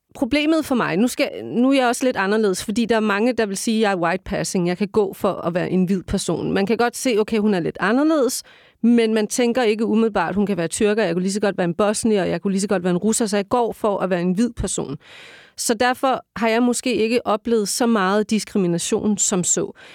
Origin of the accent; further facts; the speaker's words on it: Denmark; jeg er født i det her land